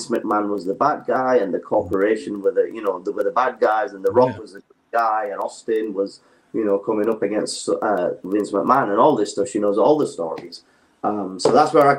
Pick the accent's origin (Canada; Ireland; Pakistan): Pakistan; now in United Kingdom; I was born in Pakistan. I'm originally Pakistani, so I'm dual national